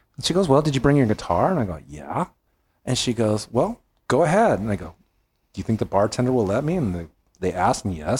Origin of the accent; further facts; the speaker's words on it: California, United States; now in Memphis, United States; I'm from California. I came to Memphis